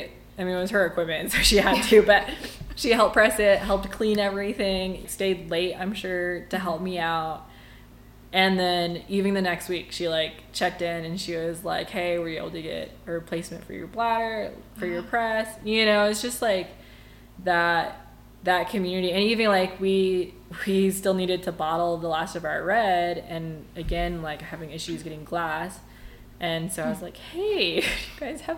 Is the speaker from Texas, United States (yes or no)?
yes; Amarillo, Texas, United States; now in Palisade, United States; Growing up in Amarillo, we lived outside of town